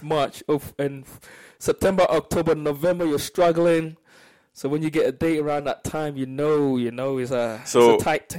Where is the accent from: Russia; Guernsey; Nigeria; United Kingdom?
Nigeria; I know as a Nigerian, you want any other person but yourself to pay the bill.